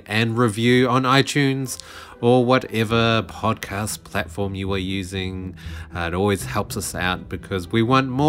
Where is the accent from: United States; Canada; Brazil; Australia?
Australia; in Australia we don't.